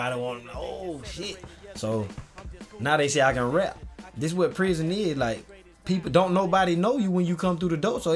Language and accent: English; Augusta, Georgia, United States; I'm from Augusta. Like, I'm from Swainburg